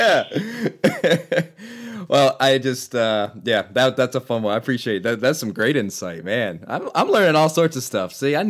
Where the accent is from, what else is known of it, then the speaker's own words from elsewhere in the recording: Maryland, United States; moved away; I'm from Maryland originally, so I grew up a Terp